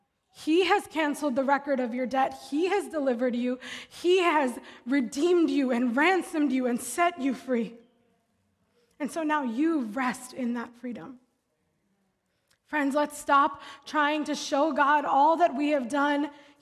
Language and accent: English; Philadelphia, Pennsylvania, United States; I grew up in Philly, and so we do a Philly stop.